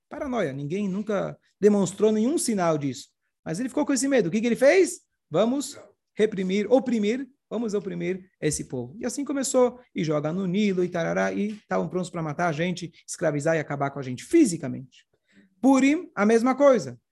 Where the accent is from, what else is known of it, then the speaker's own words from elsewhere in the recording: Brazil; also born or lived in Canada; Brasil, não sou israelense, não sou, sou Brasil